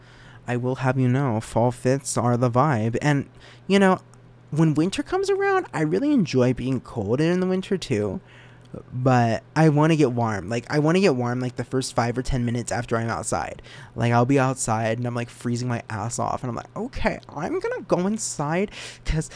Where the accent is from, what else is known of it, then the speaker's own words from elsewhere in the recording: Reno, Nevada, United States; I'm not from Vegas. Okay. I'm from Reno, Nevada.